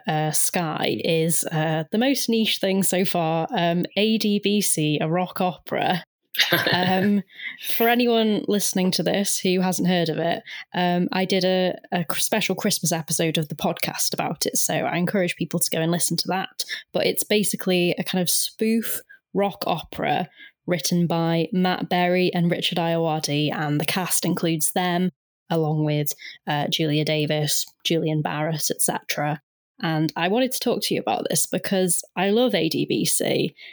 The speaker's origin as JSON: {"language": "English", "region": "Wales", "country": "United Kingdom", "said": "I'm Welsh"}